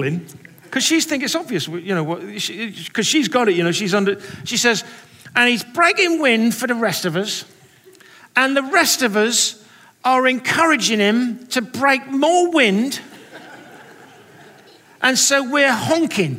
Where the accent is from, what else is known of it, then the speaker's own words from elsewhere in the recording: England, United Kingdom; now in United States; I'm an English person